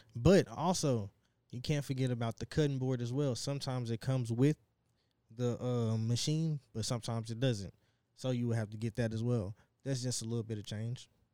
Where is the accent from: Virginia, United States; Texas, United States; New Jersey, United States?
Texas, United States; Dallas; now in Plano, United States; I'm from South Dallas, but I stay in Plano